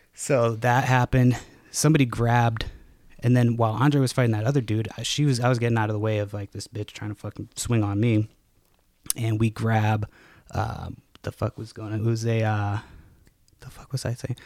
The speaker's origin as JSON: {"language": "English", "region": "Massachusetts", "country": "United States", "tie": "born or raised there", "said": "me growing up in Massachusetts"}